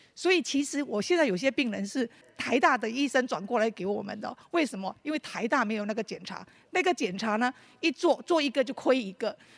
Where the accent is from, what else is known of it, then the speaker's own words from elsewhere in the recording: Malaysia; moved away as an adult; now in Taiwan; 我是马来西亚的侨生，然后我大概高中毕业就来台湾了